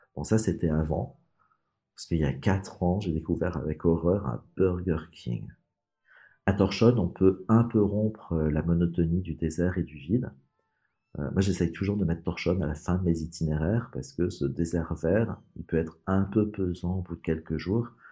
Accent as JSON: {"language": "French", "country": "France", "said": "en tant que Français"}